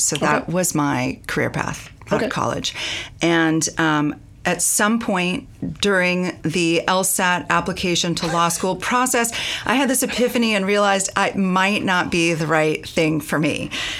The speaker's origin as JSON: {"language": "English", "town": "Marin", "region": "California", "country": "United States", "said": "I'm from Marin."}